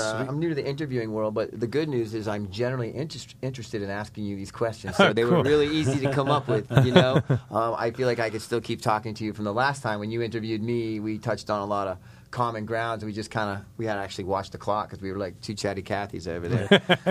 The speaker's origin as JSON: {"language": "English", "region": "New England", "country": "United States", "said": "I'm from New England, dude"}